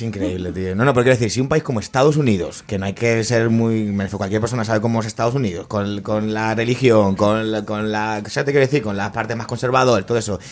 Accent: Argentina; now in Spain; yo soy argentino

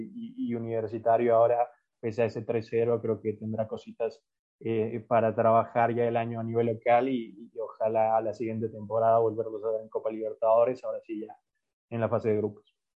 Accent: Ecuador; yo soy de Ecuador

